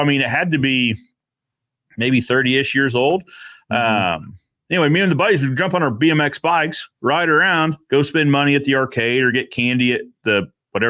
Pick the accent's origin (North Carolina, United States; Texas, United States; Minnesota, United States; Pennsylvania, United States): North Carolina, United States; Raleigh; moved away; also born or lived in Cary, North Carolina; my hometown of Raleigh, North Carolina